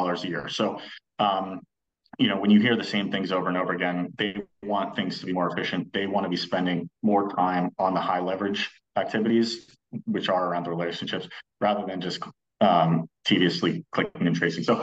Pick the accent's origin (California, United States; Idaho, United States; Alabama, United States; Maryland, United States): Maryland, United States; I grew up in Maryland